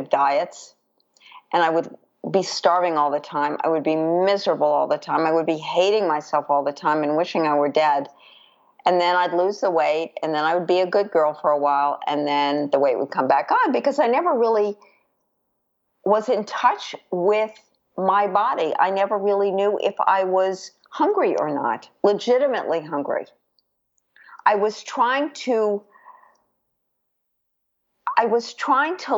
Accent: New York City, New York, United States; I grew up in New York City

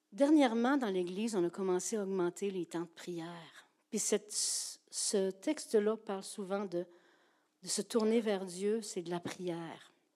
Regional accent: Gaspésie, Quebec, Canada; je suis une Gaspésienne

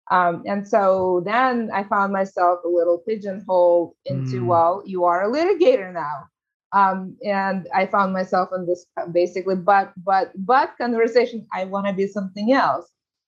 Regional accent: San Francisco, California, United States; I grew up in San Francisco. I know the city very well

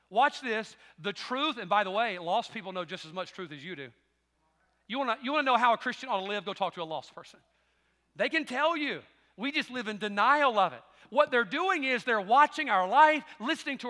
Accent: the South, United States; I'm thankful for the South, being raised in the South.

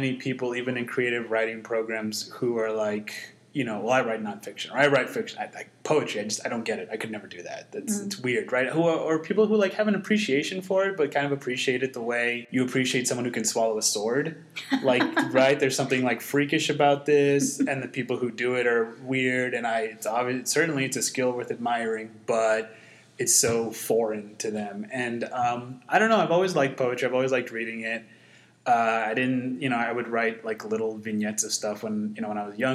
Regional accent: Mesa, Arizona, United States; also born or lived in South America; I was born and raised in Mesa, Washington, Escobedo neighborhood.

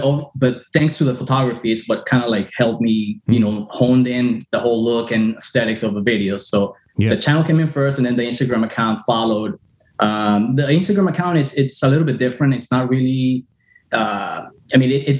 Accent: Miami, Florida, United States; also born or lived in Caracas, Venezuela; now in Fort Lauderdale, United States; I grew up in Miami and recently moved to, you know, north here in Fort Lauderdale

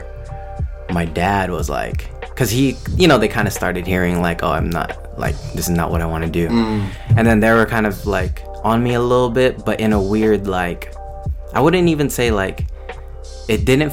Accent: Cypress, California, United States; I'm originally from LA. Like, grew up out there in Cyprus. It's kind of near Long Beach

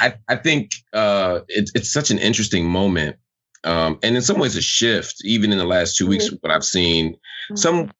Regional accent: Philadelphia, Pennsylvania, United States; as Philadelphian, as someone whose family was directly connected to that legacy

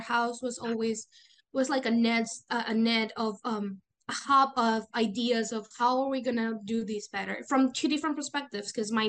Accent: Valencia, Valencian Community, Spain; English is a second language; I started when I was 16 in the Interact Club of Valencia, my hometown, and my parents then joined Rotary.

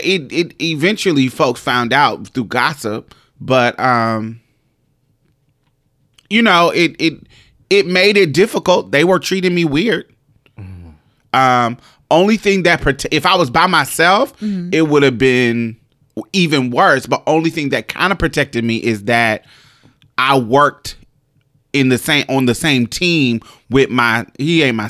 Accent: Indiana, United States; now in Mississippi, United States; it definitely was a difference when I came from Indiana to Mississippi.

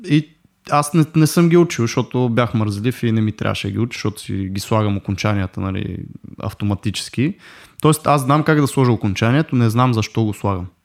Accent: Russia; да дам пак доста простичък с руски язик, който аз съм ходил до 7 клас на руски язик. Uh, нищо, че съм руснак, нали, си го знам говоримо перфектно

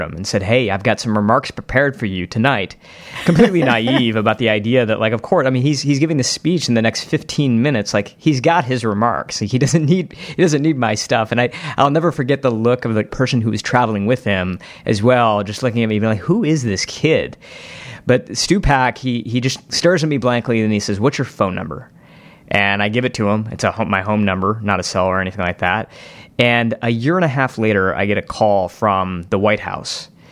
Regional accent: Novi, Michigan, United States; my hometown in Novi, Michigan

